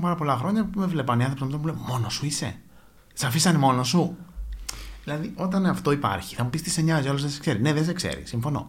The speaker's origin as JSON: {"language": "Greek", "town": "Athens", "region": "Attica", "country": "Greece", "tie": "born or raised there", "said": "γεννήθηκα και μεγάλωσα στην Αθήνα."}